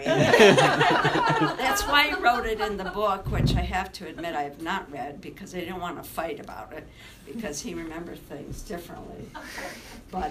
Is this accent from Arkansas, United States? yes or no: no; West Clarksville, New York, United States; moved away as an adult; also born or lived in Cuba, New York / Italy; I'm a little New Yorker from a little country place called West Clarksville. I was born in Cuba, New York